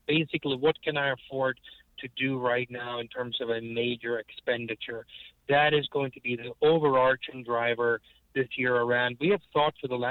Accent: United States

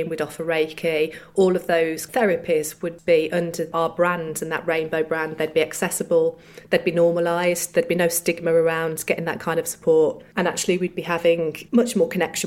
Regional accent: Solihull, West Midlands, United Kingdom; we're from Solihull

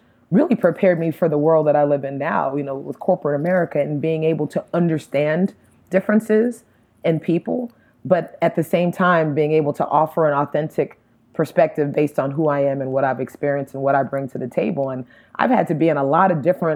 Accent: Miami, Florida, United States; now in Atlanta, United States; me growing up in Miami, I am American 100%

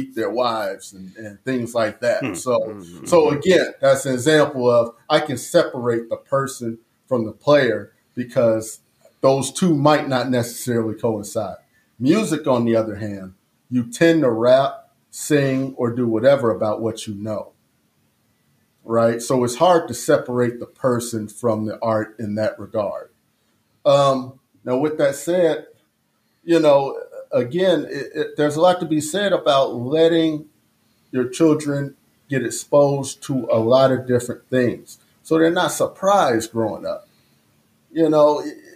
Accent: Chicago, Illinois, United States; I grew up in the Harold Ickey homes

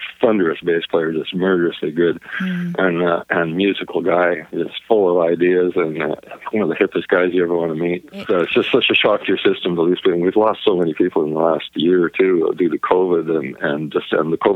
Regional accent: Edmonton, Alberta, Canada; I was born in Edmonton, Alberta

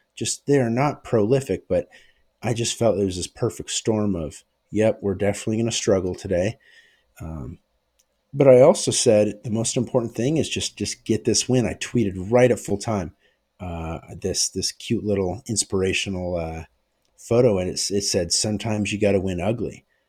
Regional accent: United States; I'm American

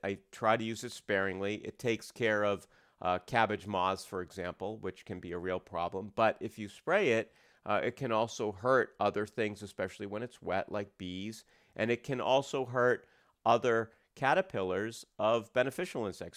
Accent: United States; I grew up outside of Portland

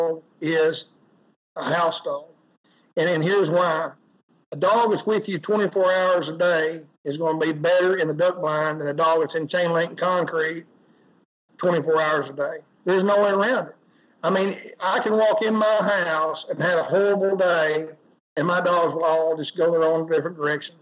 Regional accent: Arkansas, United States; I'm from Arkansas

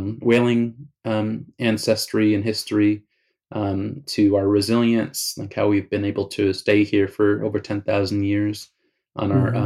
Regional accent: Southampton, New York, United States; growing up in the Hamptons

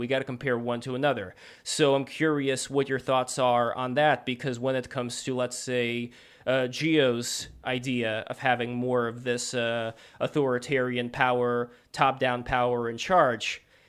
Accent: Saint Petersburg, Russia; English is a second language; I'm originally from Russia, from St. Petersburg.

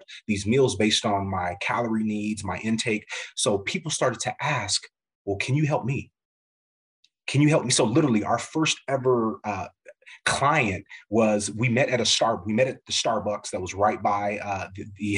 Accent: Midwest, United States; growing up in the Midwest, but my family's from the South, Como, Mississippi, Memphis area

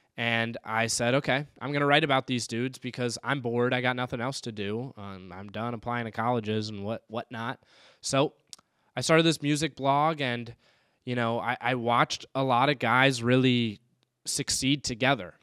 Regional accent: Raleigh, North Carolina, United States; now in Saint Paul, United States; I am from Raleigh, North Carolina

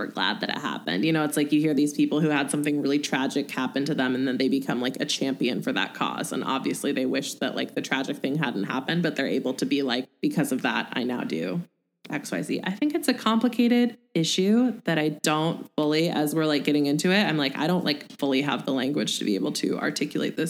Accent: Pacific Northwest, United States; we grew up in the Pacific Northwest

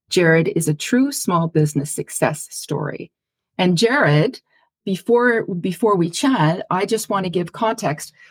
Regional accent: Montreal, Quebec, Canada; moved away; also born or lived in Ottawa; Yeah, I grew up in Montreal.

